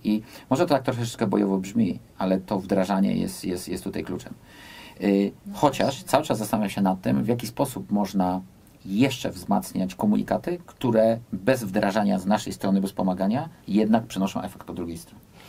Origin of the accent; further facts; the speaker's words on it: United States; now in Poland; Ja wychowałem się w Stanach Zjednoczonych